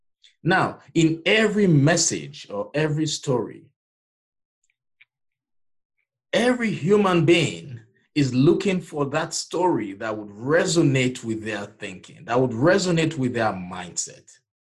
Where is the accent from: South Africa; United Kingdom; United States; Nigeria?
Nigeria; moved away; I'm one with an accent. I'm originally from Nigeria